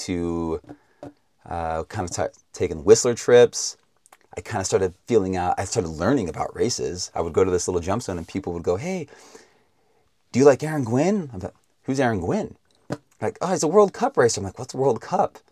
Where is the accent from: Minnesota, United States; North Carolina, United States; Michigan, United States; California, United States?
California, United States; Vacaville; also born or lived in Texas; I grew up mostly in a little town between San Francisco and Sacramento called Vacaville